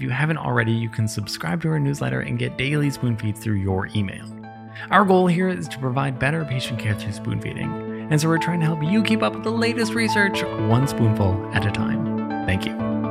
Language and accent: English; Canada; I'm Canadian